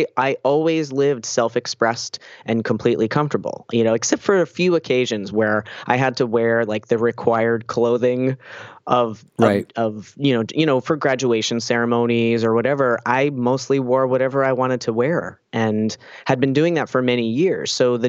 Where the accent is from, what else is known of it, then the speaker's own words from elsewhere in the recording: New Jersey, United States; now in Boston, United States; And then when I moved to Boston in 2006 from New Jersey, where I'm from, I started hanging out with transgender people.